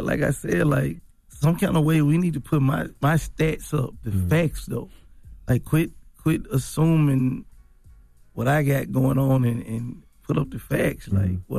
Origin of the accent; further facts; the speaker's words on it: Memphis, Tennessee, United States; Like, I'm from North Memphis.